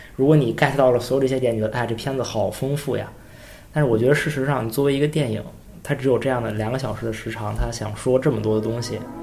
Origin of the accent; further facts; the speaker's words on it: China; 我作为一个中国人